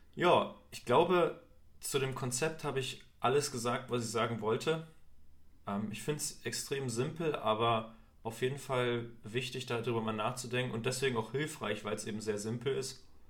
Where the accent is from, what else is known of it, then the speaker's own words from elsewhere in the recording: Thuringia, Germany; bei uns in Thüringen waren es immer die Skater-Klamotten